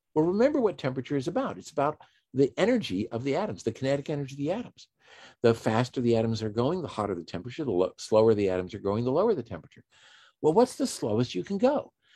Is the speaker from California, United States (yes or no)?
no; Washington, District of Columbia, United States; I'm from Washington D.C. or just outside of Washington D.C.